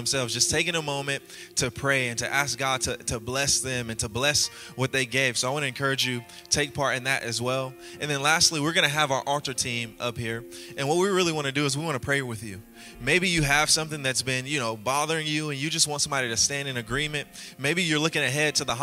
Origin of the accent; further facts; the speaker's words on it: Louisiana, United States; I'm from Louisiana, and my mom raised me and my 8 other siblings